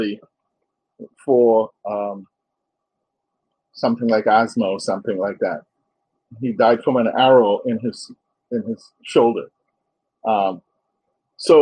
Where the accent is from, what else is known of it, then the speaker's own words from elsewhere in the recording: Mayaro, Mayaro–Rio Claro, Trinidad & Tobago; moved away; I actually grew up in a traditional African village in Trinidad known as Mayaro